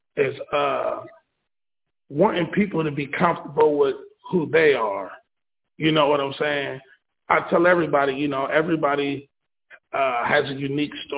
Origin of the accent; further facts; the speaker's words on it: Ohio, United States; I'm from Madison, Ohio. I'm an up-and-coming artist. I rap. I write music as well. This is where I was born and raised.